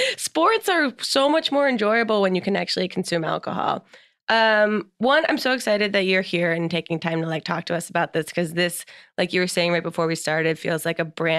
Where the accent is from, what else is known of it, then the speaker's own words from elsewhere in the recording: New Jersey, United States; we're both from New Jersey.